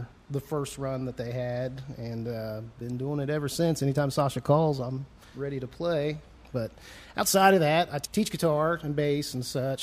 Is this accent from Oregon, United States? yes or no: no; Meigs County, Ohio, United States; now in Huntington, United States; I grew up in Meigs County, Ohio